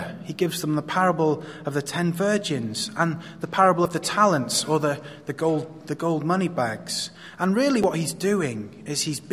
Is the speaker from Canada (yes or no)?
no; Wales, United Kingdom; now in Hong Kong; I come from Wales